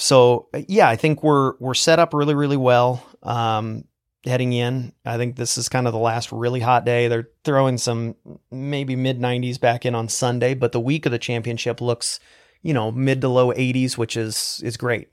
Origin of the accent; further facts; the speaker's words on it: Eastern Oregon, United States; I grew up in Eastern Oregon in a very small town